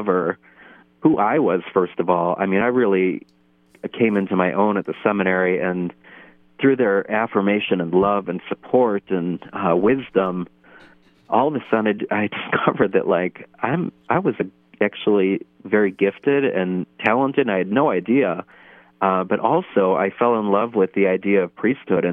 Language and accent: English; Parma, Ohio, United States; I'm from Holy Family Parish in Parma, Ohio. And I grew up with a very faithful family